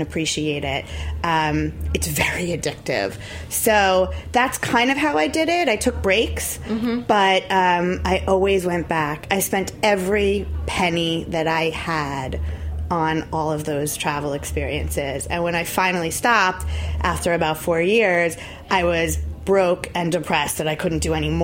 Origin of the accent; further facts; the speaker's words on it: Long Island, New York, United States; Newsday was my hometown paper. I grew up on Long Island